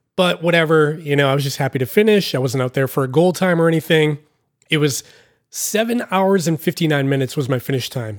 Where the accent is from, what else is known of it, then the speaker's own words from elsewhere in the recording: Massachusetts, United States; I'm from the East Coast, I'm from Massachusetts